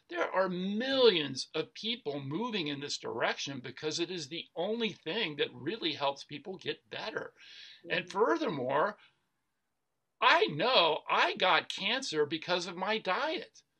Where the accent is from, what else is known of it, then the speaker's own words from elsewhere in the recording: Atlanta, Georgia, United States; I grew up in Atlanta, Georgia, where fried food, you know, fried chicken is a food group in Atlanta, Georgia.